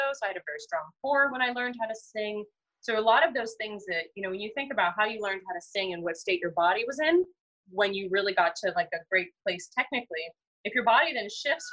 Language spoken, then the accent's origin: English; United States; as an American speaker